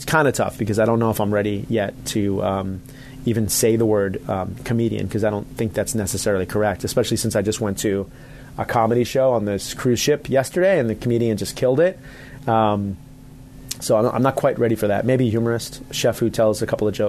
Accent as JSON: {"language": "English", "area": "Long Island", "region": "New York", "country": "United States", "also_born_or_lived": "Atlanta", "said": "I'm from Strong Island."}